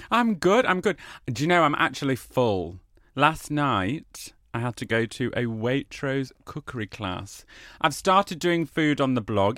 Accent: United Kingdom; also born or lived in Australia; we as British people

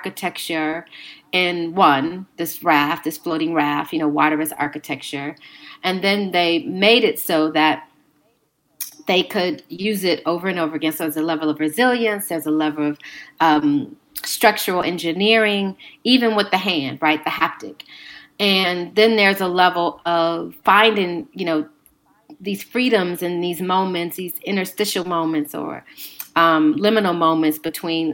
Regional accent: Chicago, Illinois, United States; I'm from Chicago, so I'm very familiar with these sites

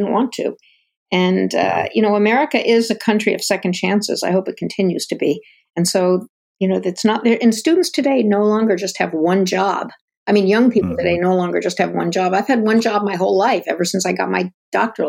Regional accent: Ann Arbor, Michigan, United States; also born or lived in Durham, North Carolina; I grew up in Ann Arbor, Michigan, and before that, Durham, North Carolina

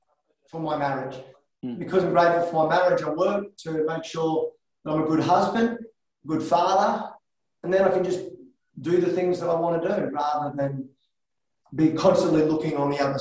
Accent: Australia; I was born in Australia

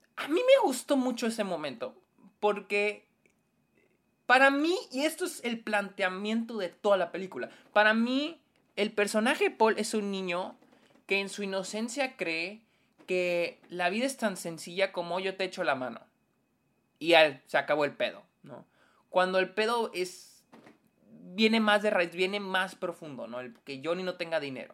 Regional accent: Mexico; nosotros como mexicanos

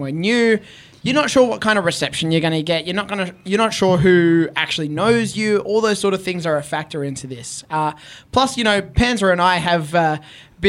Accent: Australia; I'm a wrestler from Australia

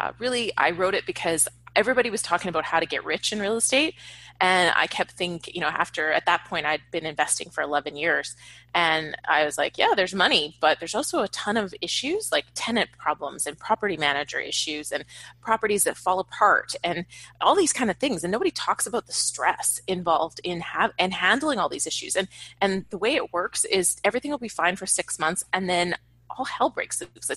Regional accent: Canada; moved away as an adult; now in Los Angeles, United States; I was in Canada at the time. I'm Canadian. I live in LA now

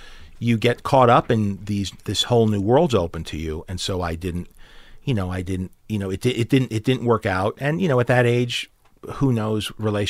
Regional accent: New York, United States; being a New Yorker, was always, right. I was always attracted to neighborhoods, sure.

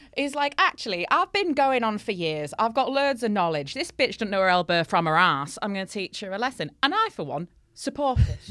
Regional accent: Hull, Yorkshire and the Humber, United Kingdom; in Hull, our local speciality is called a patty

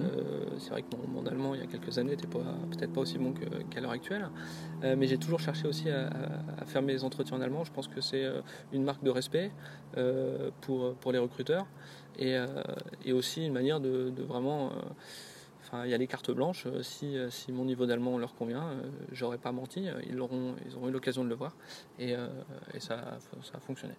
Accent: France; first language French; moved away as an adult; also born or lived in Brittany; now in Germany; j'arrivais en tant que Français et le seul de l'entreprise

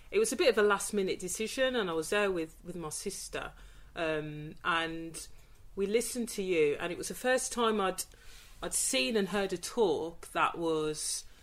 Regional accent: Birmingham, West Midlands, United Kingdom; A lot of people think I'm from Dudley, and I've got nothing against you know Dudleyans, but I'm not from Dudley.

